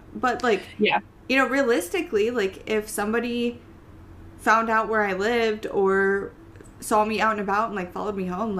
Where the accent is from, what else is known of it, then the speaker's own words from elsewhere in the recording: Iowa, United States; now in Ohio, United States; and you know, I'm totally fine with letting people know that, like, I live in Ohio.